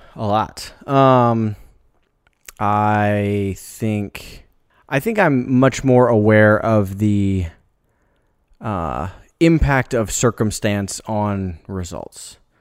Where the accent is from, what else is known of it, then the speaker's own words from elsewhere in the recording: Des Moines, Iowa, United States; moved away as an adult; I grew up in Des Moines, you know, the, a city kid